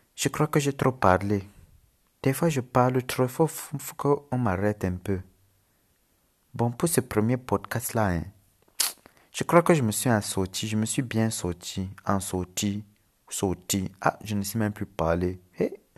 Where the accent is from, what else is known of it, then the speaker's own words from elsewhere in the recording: Cameroon; accent: Cameroonian; also born or lived in Lebanon; J'habite en Afrique au Cameroun, c'est pour ça que j'ai l'accent. Mais je suis libanais.